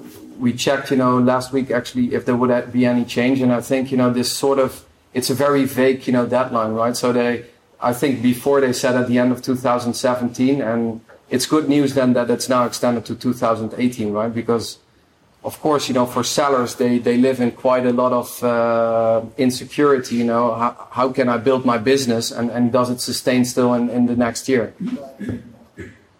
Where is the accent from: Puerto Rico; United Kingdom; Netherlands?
Netherlands; I'm from the Netherlands